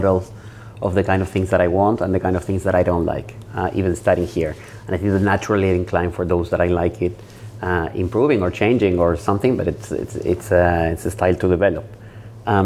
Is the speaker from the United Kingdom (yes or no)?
no; Argentina; moved away; When I come from Argentina